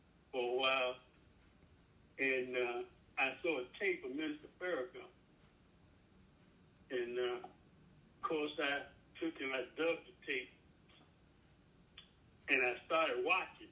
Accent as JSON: {"language": "English", "area": "Jasper County", "region": "South Carolina", "country": "United States", "tie": "born or raised there", "said": "I grew up in Jasper County, Kilman area"}